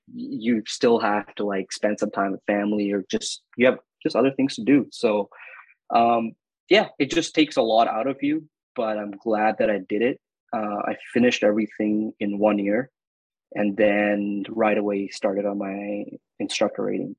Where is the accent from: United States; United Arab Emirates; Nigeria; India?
United Arab Emirates; Dubai; moved away as an adult; also born or lived in Northern Canada; now in Canada; I was born and raised in Dubai